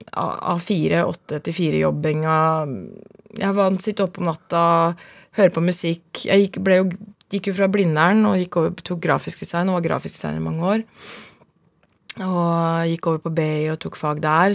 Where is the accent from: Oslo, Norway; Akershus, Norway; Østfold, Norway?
Oslo, Norway; Jeg er fra, fra Oslo. Vokste opp og bodde første året på Manglerud, så flytta vi til Furuset, og så flytta vi til Mortensrud. Så jeg er veldig, veldig Oslo-jente.